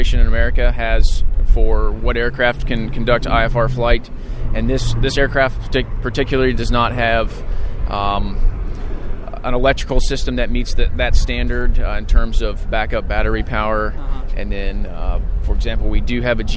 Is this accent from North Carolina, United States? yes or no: no; Alabama, United States; moved away as an adult; now in Ansbach, Germany; I'm from Alabama